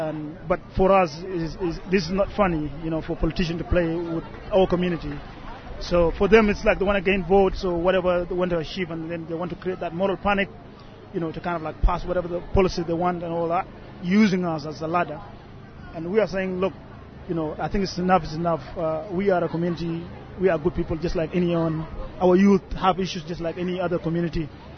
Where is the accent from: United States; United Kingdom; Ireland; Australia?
Australia; Like, you know, we're all Australian. That's what counts. We're all Australian.